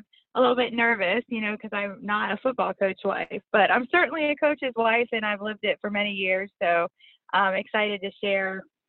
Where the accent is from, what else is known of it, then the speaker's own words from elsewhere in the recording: State College, Pennsylvania, United States; moved away as an adult; also born or lived in North Carolina; now in Baton Rouge, United States; Okay, so Dave and I are both from Pennsylvania. I'm from State College, where Penn State University is. That's where I grew up, and we had football tickets growing up, and my family has loved football. We're huge Steeler fans as well, which is, you know, interesting being in Louisiana.